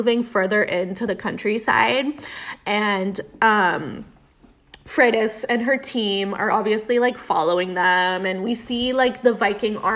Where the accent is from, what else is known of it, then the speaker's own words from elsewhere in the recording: United States; we're American